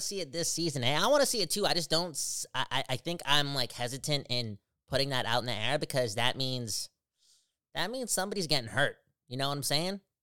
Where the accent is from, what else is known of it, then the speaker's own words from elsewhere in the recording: Surrey, British Columbia, Canada; I'm from Surrey.